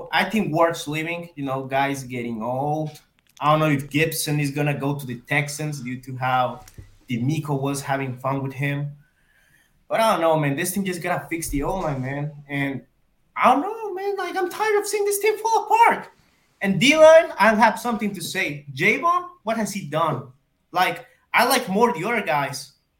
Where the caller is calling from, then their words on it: Monterrey, Nuevo León, Mexico; Monterrey. Near the border.